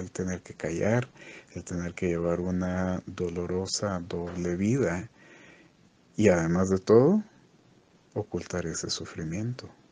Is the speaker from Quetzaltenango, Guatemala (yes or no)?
yes; Quetzaltenango, Guatemala; now in Guatemala City, Guatemala; yo también soy de pueblo, soy de Quetzaltenango